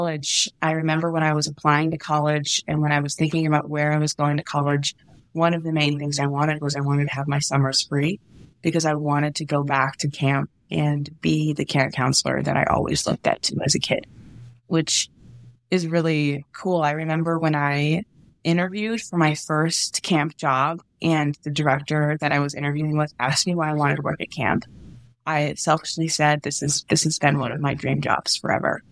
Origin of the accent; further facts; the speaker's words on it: Indianapolis, Indiana, United States; moved away as an adult; also born or lived in Michigan; now in Idaho, United States; I grew up in Indianapolis, Indiana, so I actually ended up going to Camp Lakeview in southern Indiana as a camper.